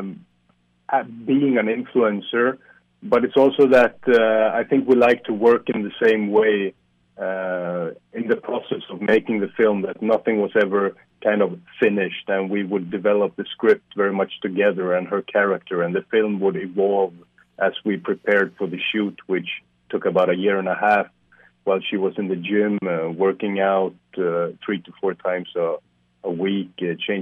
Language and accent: English; Sweden; now in Warsaw, Poland; I'm from Sweden originally